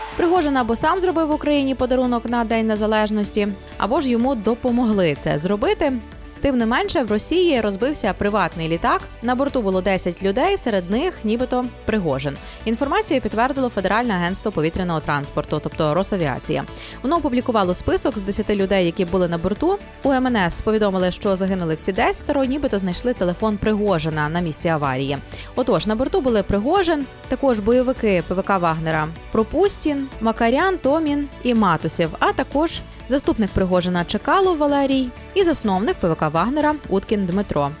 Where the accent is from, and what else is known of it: Ukraine